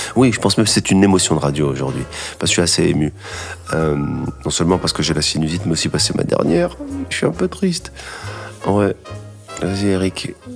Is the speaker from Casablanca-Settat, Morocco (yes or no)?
yes; Casablanca, Casablanca-Settat, Morocco; moved away; also born or lived in Paris / Los Angeles / New York; c'est un piano d'enfance que j'avais euh, quand j'étais petit à Casablanca